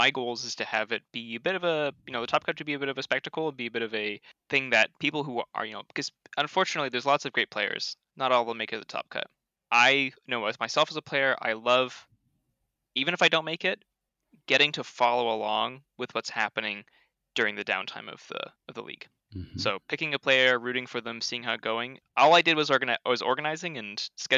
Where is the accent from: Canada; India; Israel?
Canada; I'm Canadian, so our A's are typically hard.